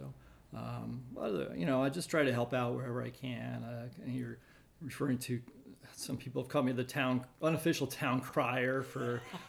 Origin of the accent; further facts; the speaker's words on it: Maryland, United States; also born or lived in Massachusetts / New Hampshire; I grew up on the East Coast. We moved around quite a bit, mostly in Maryland.